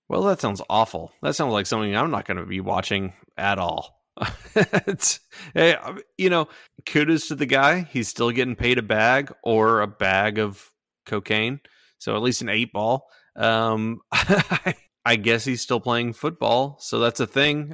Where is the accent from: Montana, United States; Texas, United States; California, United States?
Texas, United States; Houston; we grew up in Houston